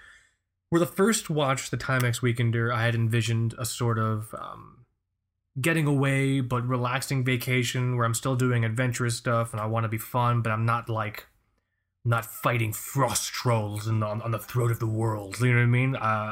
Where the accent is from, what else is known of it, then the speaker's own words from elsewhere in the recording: Key West, Florida, United States; I'm from South Florida, Key West.